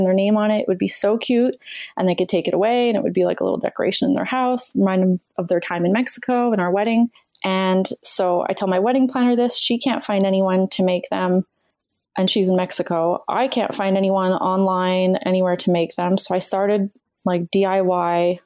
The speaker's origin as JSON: {"language": "English", "country": "Canada", "said": "I'm Canadian and that's what we do."}